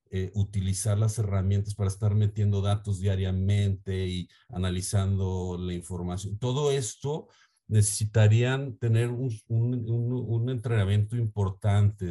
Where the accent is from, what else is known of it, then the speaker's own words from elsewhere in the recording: Mexico; also born or lived in Guadalajara, Jalisco; soy de México